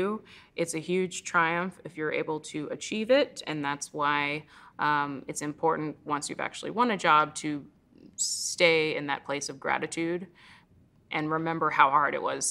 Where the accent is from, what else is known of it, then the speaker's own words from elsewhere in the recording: New York City, New York, United States; now in Milwaukee, United States; I grew up in New York City.